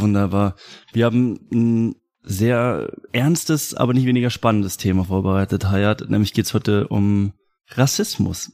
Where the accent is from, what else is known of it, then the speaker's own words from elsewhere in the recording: Germany; ich bin Deutscher